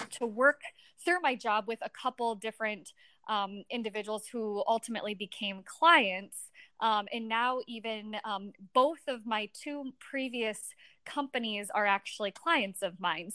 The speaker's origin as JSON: {"language": "English", "town": "Niceville", "region": "Florida", "country": "United States", "tie": "born or raised there", "said": "I was born in Niceville, Florida"}